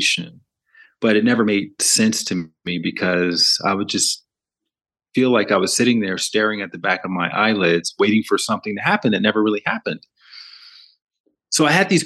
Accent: Alabama, United States; moved away as an adult; also born or lived in New York City / Los Angeles; I grew up in the South, in the southern part of America, in Alabama

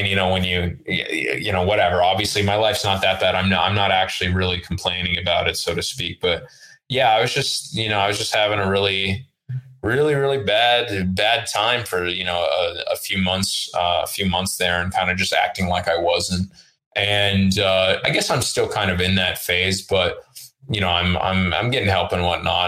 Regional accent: Oakland, California, United States; first language Russian; English is a second language; moved away; I'm in from Oakland, okay. California

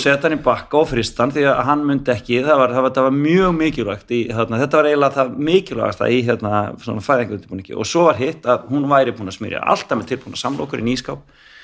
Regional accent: Reykjavík, Capital Region, Iceland; ég fættur á fórölda mínu bygg á Vestugötu 45

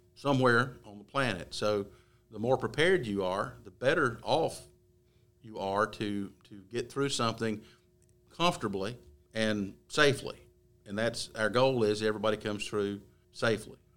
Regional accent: Gaston County, North Carolina, United States; for those of us born and raised in Gaston County

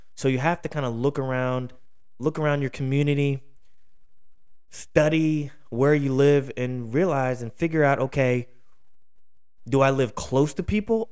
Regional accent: Philadelphia, Pennsylvania, United States; out of Philly, my hometown

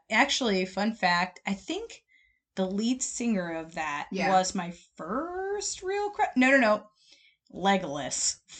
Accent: Michigan, United States; That's my home state

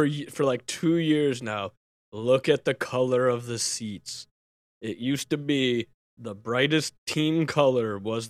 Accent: Chicago, Illinois, United States; I've seen your kind before. I'm from Chicago.

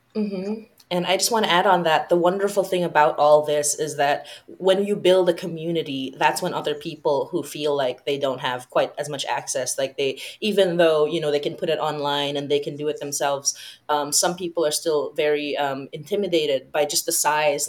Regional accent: Philippines; I come from the Philippines, which is a Catholic

